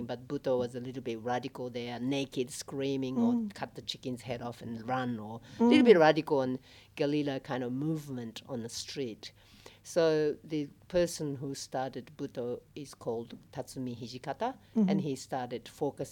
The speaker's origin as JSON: {"language": "English", "country": "Japan", "also_born_or_lived": "Australia", "moved": "as an adult", "lives_now": "Melbourne, Australia", "said": "I am originally from Japan, and I lived here in Australia probably 27 years."}